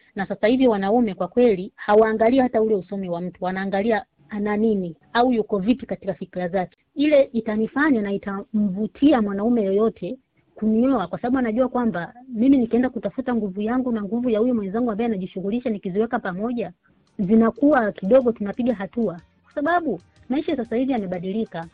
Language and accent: Swahili; Tanzania; moved away as an adult; sisi kule nyumbani nyumbani kwetu Tanzania